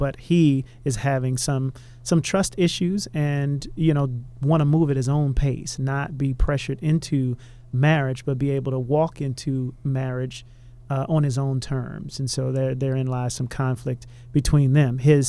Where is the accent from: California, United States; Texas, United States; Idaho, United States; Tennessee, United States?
Texas, United States; Houston; I'm from Houston, and my wife is from St. Louis.